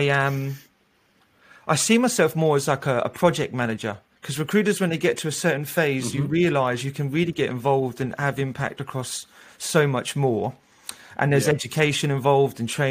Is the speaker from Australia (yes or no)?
yes; Australia; also born or lived in London, United Kingdom; now in Amsterdam, Netherlands; I do identify as an English guy, but I'm Australian